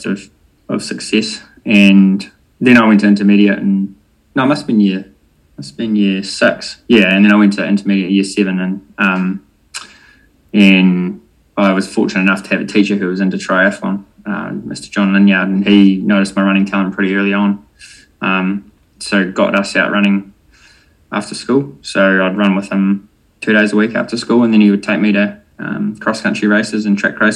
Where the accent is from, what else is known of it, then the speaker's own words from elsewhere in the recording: Dunedin, Otago, New Zealand; moved away as an adult; also born or lived in United States; now in Christchurch, New Zealand; I grew up in Dunedin. So I lived there for the majority of my life until I moved to the States in 2008